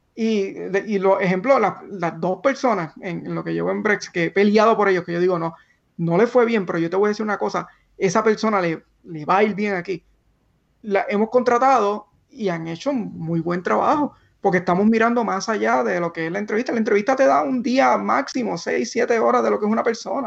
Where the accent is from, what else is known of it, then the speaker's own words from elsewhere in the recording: Barranquitas, Puerto Rico; moved away as an adult; also born or lived in Mayagüez, Puerto Rico / Silicon Valley, United States; llegamos todos ahí de Barranquita, de esta familia de bien bajos recursos